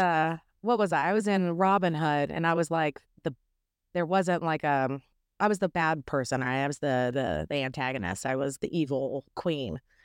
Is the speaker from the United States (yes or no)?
yes; Owensboro, Kentucky, United States; also born or lived in Maceo, Kentucky; now in Nashville, United States; I am from Owensboro, Kentucky